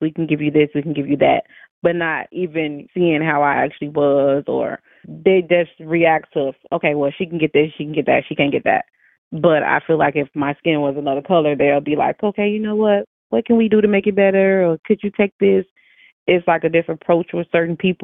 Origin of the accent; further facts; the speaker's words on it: Chicago, Illinois, United States; I'm from Chicago, Illinois